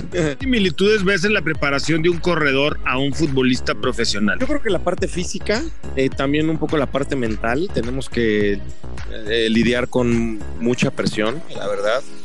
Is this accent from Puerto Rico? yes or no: no; Mexico City, Mexico; Yo soy de la Ciudad de México